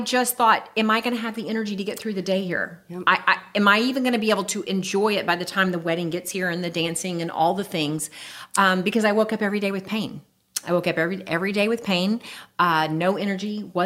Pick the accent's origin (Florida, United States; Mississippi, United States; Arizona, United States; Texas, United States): Florida, United States; Jacksonville; now in Lake City, United States; I'm a native Floridian. I was born and raised in Jacksonville